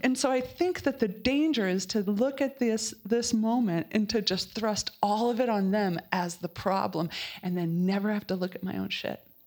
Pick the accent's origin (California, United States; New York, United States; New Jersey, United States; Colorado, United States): Colorado, United States; I am from Colorado